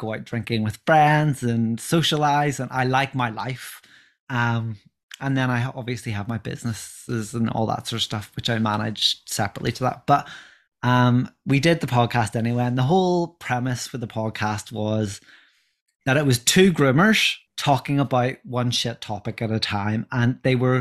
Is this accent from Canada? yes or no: no; Northern Ireland, United Kingdom; accent: Northern Irish; I am married and live in Northern Ireland, as you can tell by my accent